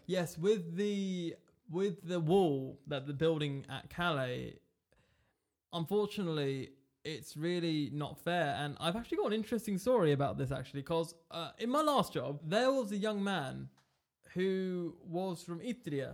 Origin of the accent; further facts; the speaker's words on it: England, United Kingdom; I was born in England, as you could tell by my eloquent accent